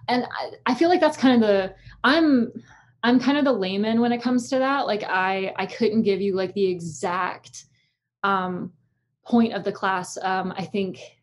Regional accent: Florence, Alabama, United States; I grew up in Florence, Alabama

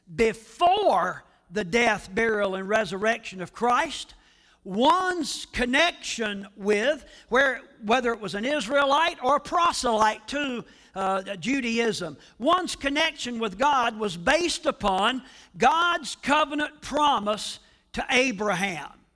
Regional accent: United States

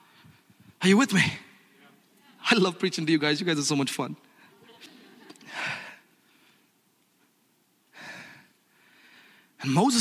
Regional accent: Hyderabad, Telangana, India; We grew up together in Hyderabad, India.

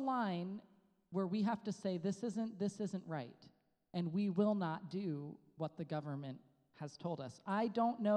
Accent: United States; moved away; in my home country, USA

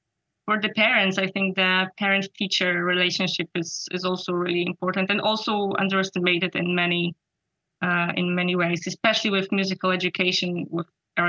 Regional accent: Radzyń Podlaski, Lublin Voivodeship, Poland; there was one very famous violinist, Karol Lipiński, who was born in my hometown, Radzyń Podlaski.

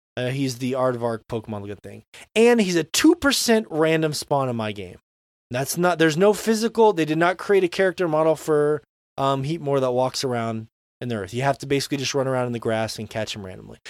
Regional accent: Florida, United States; when I was, you know, ten years old growing up in Florida

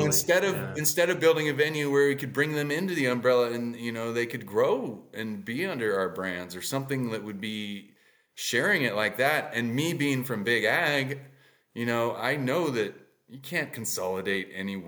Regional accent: Inland Empire, Southern California, United States; also born or lived in Watsonville, California; I'm from the Inland Empire

